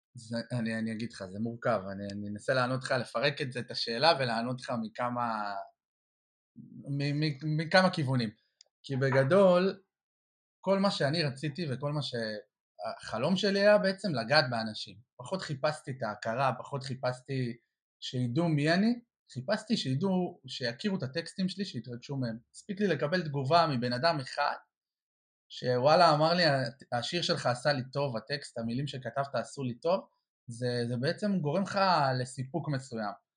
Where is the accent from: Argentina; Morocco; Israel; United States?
Israel; Or Yehuda, Central District; גדלתי באור יהודה